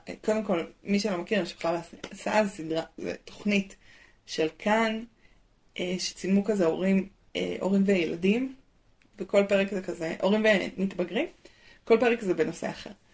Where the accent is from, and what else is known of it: Israel